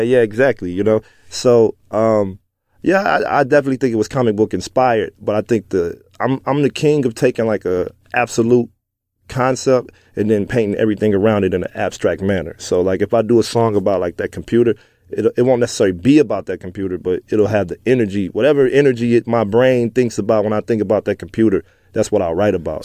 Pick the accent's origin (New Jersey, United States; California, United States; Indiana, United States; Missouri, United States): Missouri, United States; Pine Lawn; also born or lived in Dellwood, Missouri; I'm from North County